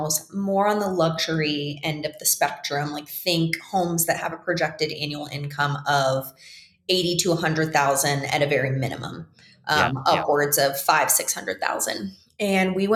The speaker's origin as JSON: {"language": "English", "region": "the Florida panhandle", "country": "United States", "tie": "born or raised there", "moved": "as an adult", "lives_now": "Jackson Hole, United States", "said": "I was still in my hometown and I was ready to leave. Like I had been there for a really long time. I'd moved back after college"}